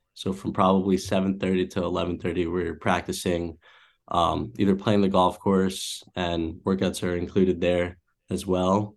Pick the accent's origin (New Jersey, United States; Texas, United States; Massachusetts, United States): Massachusetts, United States; born or raised there; also born or lived in Cleveland, Ohio